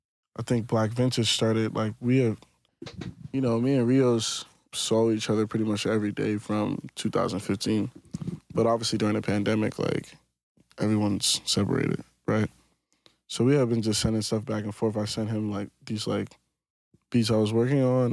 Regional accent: Plainfield, New Jersey, United States; now in Austin, United States; from New Jersey.

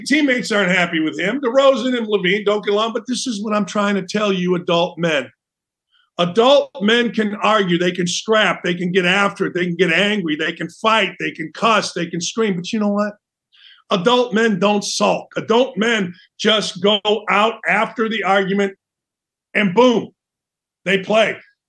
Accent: northern Indiana, United States; moved away; When you drive up I-65, up to my hometown, from Indianapolis north

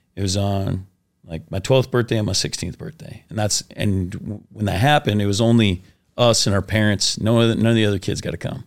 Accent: Washington, United States; also born or lived in Oklahoma; I grew up in Washington State, and I got sent, sent to Oklahoma

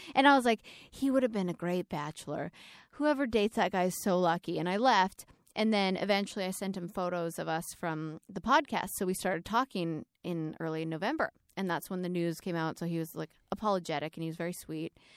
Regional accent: Alberta, Canada; moved away; I grew up in Alberta, in Canada

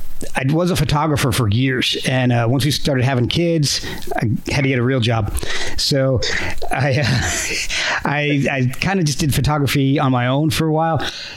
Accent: New Jersey, United States; moved away; I kind of grew up in New Jersey myself, so spent like almost 15 years there

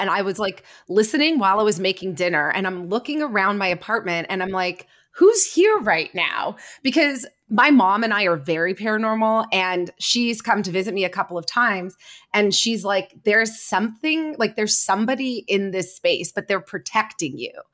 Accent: Canada; I'm Canadian, so we are part of the Commonwealth

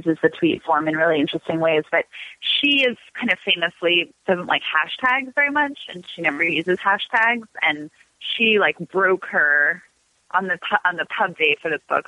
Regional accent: Los Angeles, California, United States; also born or lived in Washington, District of Columbia, United States; we moved, my family literally drove across the country when I was 5. So I grew up

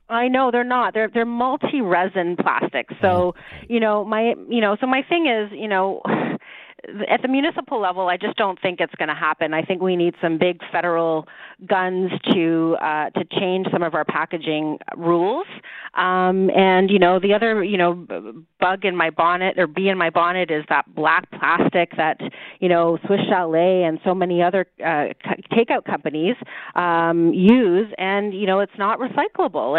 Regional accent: Toronto, Ontario, Canada; I was born and raised in Toronto

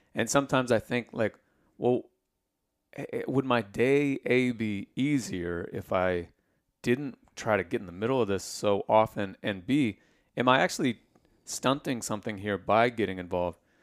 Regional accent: Indiana, United States; I grew up in Indiana

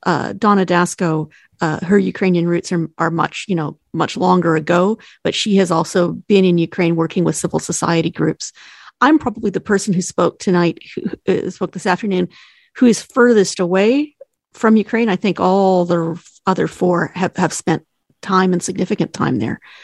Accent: Edmonton, Alberta, Canada; I am an Edmontonian

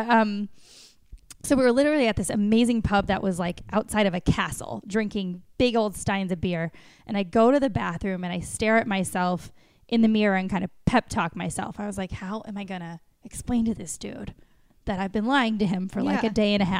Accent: Wisconsin, United States; moved away; also born or lived in Chicago; I grew up in Wisconsin on farms.

